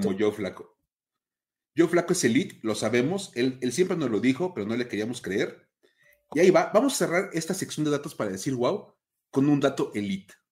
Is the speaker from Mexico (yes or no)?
yes; Mexico; los que somos de México